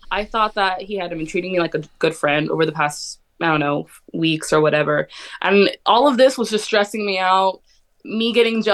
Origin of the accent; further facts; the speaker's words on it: Riverside, California, United States; I'm from Riverside, California.